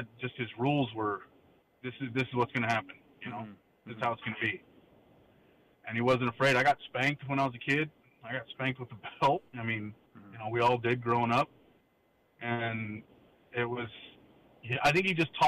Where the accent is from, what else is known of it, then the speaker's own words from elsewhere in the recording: West Covina, California, United States; I grew up in West Covina